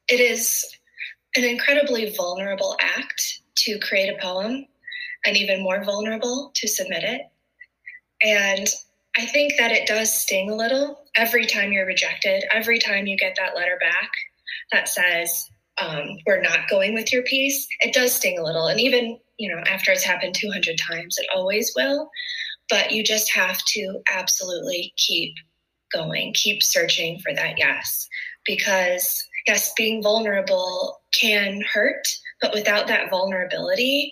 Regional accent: Byron, Illinois, United States; moved away as an adult; now in Colorado, United States; As a little kid growing up in Byron, Illinois

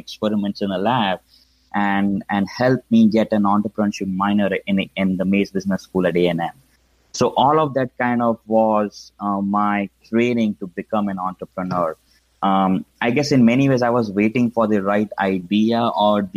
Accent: Mumbai, Maharashtra, India; moved away; as you can probably tell from my accent, I grew up in India, specifically in Mumbai.

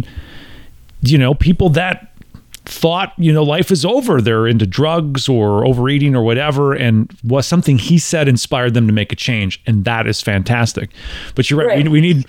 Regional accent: Midwest, United States; And growing up in the Midwest, I was told my entire life, be modest.

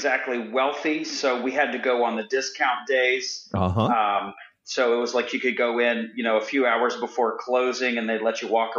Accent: Florida, United States; now in Indiana, United States; I grew up in Florida, so I'm all about being out in the sunshine. Yeah. And working on the tan. But living in Indiana

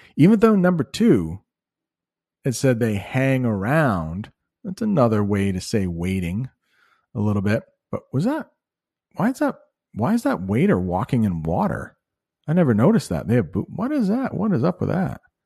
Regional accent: United States; As an American

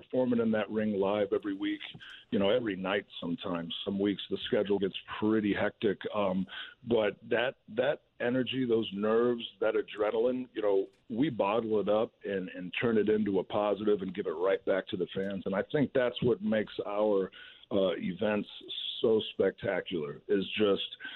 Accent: St. Louis, Missouri, United States; being in my hometown, having my friends and family sitting front row

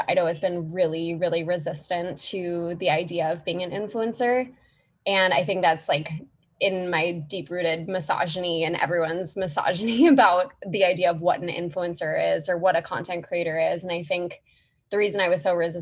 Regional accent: Minneapolis, Minnesota, United States; moved away as an adult; also born or lived in New York; So I grew up in Minneapolis, Minnesota, from the Midwest originally

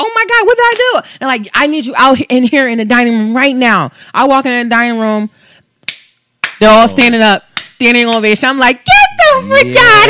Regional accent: Coatesville, Pennsylvania, United States; when I went to high school in Coastville, I went to Coastville High School

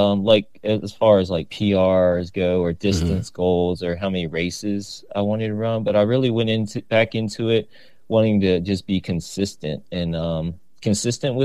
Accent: Richmond, Virginia, United States; moved away as an adult; now in Virginia Beach, United States; I'm originally from Richmond, Virginia. Shout out to the 804

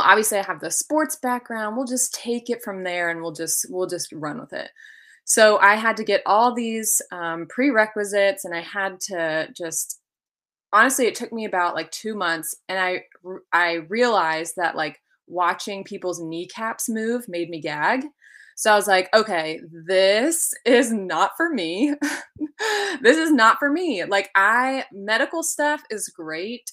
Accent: Hummelstown, Pennsylvania, United States; moved away as an adult; also born or lived in Albany, New York; now in North Carolina, United States; So I was born and raised in Hummelstown, Pennsylvania.

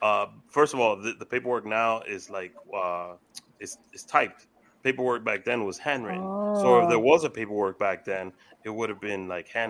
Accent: New York, United States; I'm from New York.

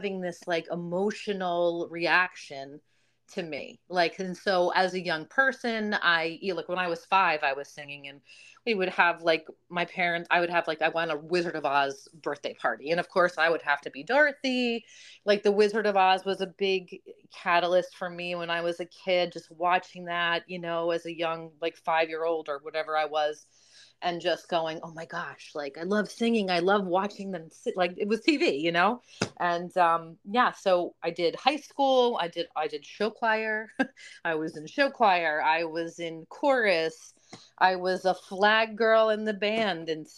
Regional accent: New Jersey, United States; moved away as an adult; also born or lived in Virginia / Florida; I am a Jersey girl. I grew up in New Jersey.

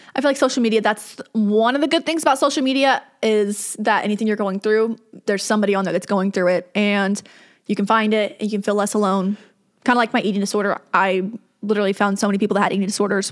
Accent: the South, United States; growing up in the South

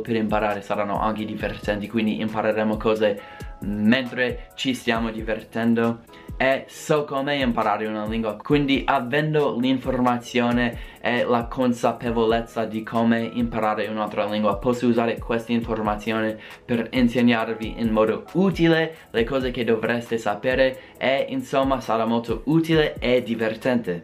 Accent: Colorado, United States; first language English; Italian is a second language; sono, appunto, un madrelingua inglese, sono americano, sono del Colorado

